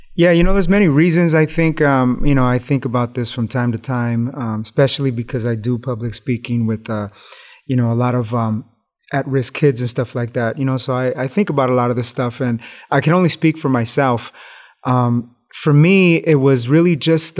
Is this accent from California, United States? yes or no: yes; Los Angeles, California, United States; growing up in East Los Angeles in the hood.